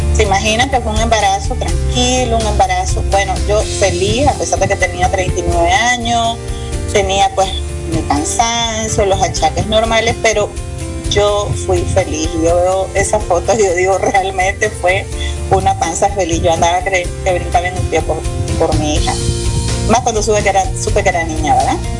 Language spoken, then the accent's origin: Spanish; Nicaragua; Soy una mujer nicaragüense apasionada